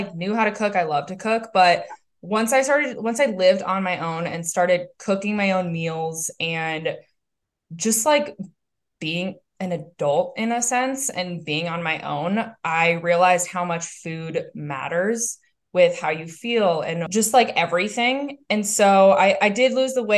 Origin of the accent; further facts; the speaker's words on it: Minnesota, United States; moved away as an adult; now in Bozeman, United States; I'm from Minnesota. I am now in Bozeman, have been for the last 8 years